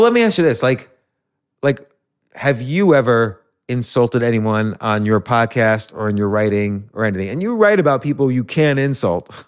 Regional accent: New York, United States; I was born in New York

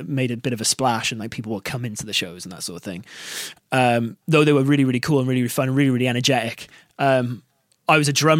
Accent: Barry, Wales, United Kingdom; also born or lived in Cardiff; I'm actually from Barry originally as well, so that's just like a town just outside of Cardiff

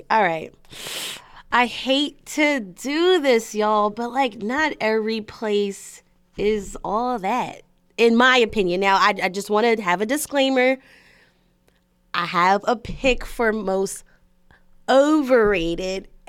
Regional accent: United States; you know, as an American speaking

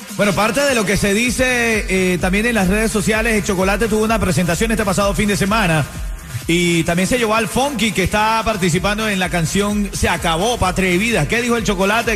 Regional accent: Venezuela; now in Miami, United States; como venezolano, de la libertad de mi país, de Venezuela

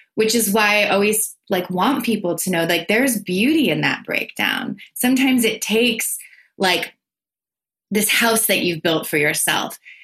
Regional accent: tri-state area, United States; also born or lived in Los Angeles; I'm from the tri state area. I'm from New York, Connecticut, New Jersey.

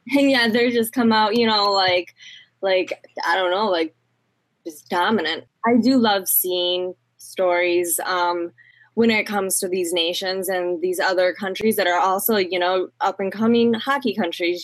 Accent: United States; as an American

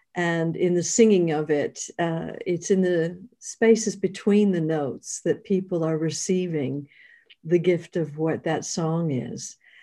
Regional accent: New York, United States; moved away; being a New Yorker, I'd spent eight years in New York

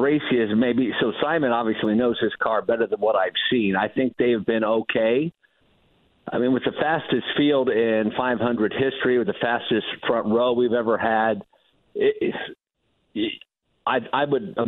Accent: Delphos, Ohio, United States; The A&W in Delphus, Ohio, my hometown

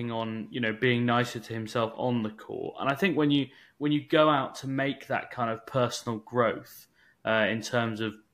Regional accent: Scotland, United Kingdom; I grew up in Scotland

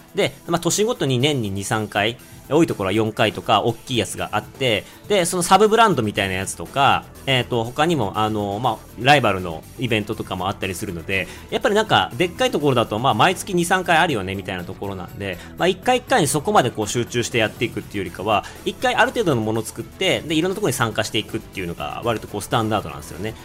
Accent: Otaru, Hokkaido, Japan; now in China; 小樽市出身

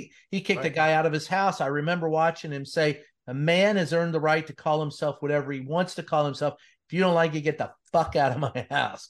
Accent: Louisville, Kentucky, United States; I grew up in Louisville, Kentucky.

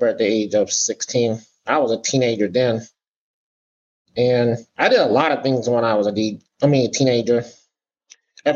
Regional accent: Summit, Illinois, United States; I grew up in a suburb of Chicago called Summit, Illinois

